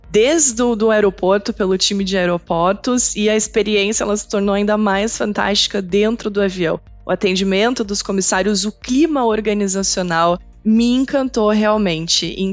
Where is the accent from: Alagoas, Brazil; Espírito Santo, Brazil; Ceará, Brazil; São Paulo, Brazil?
São Paulo, Brazil; São Caetano do Sul; É, eu sou paulista, … nascida em São Caetano do Sul, metade da minha família vive em São Paulo, a outra metade no Rio de Janeiro.